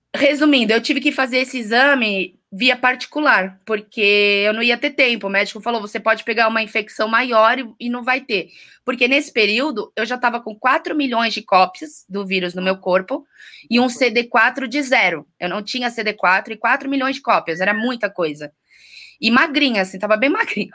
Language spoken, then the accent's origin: Portuguese; Rio de Janeiro, Brazil; Eu sou carioca, nasci no Rio de Janeiro, em Botafogo, em 1989